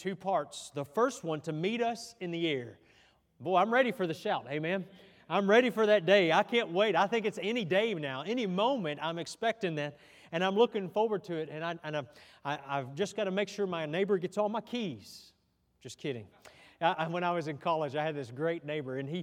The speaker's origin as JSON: {"language": "English", "country": "United States", "said": "I'm proud to be an American"}